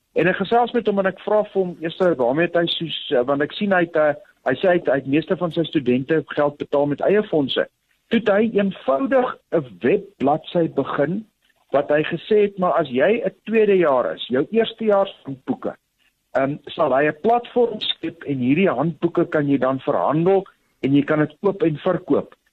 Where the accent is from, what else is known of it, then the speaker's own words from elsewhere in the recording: South Africa; ons in Suid-Afrika groot geword